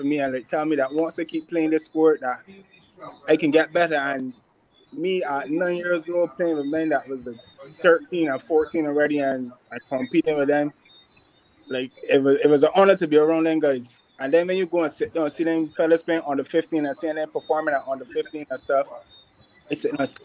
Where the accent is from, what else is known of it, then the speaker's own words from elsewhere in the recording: Barbados; I grew up outside the Carlton Cricket Club